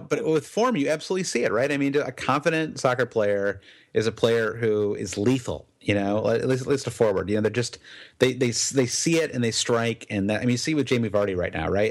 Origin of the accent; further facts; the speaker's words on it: United States; as an American